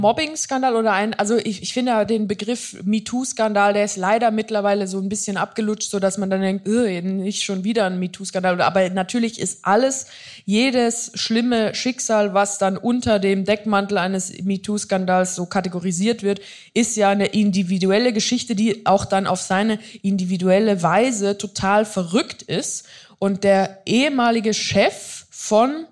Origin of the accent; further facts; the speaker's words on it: Switzerland; ich bin eine Schweizerin